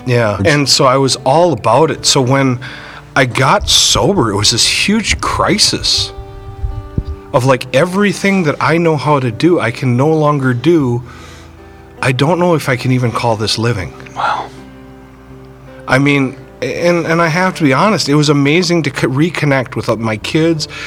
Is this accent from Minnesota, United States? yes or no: yes; Burnsville, Minnesota, United States; I grew up in Burnsville